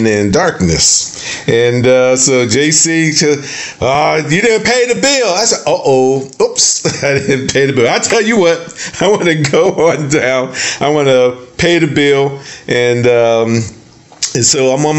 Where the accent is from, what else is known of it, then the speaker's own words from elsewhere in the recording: the North, United States; now in the South, United States; We grew up in the, we're from the North